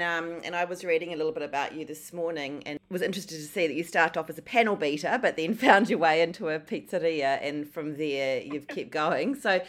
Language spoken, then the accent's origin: English; Christchurch, Canterbury, New Zealand; I'm from Ototahi, Christchurch